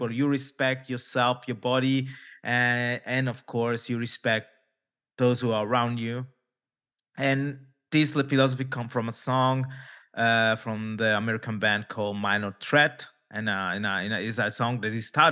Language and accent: English; India; maybe also for because my origins, because I'm from India, people ask me, oh, it's because of your religion.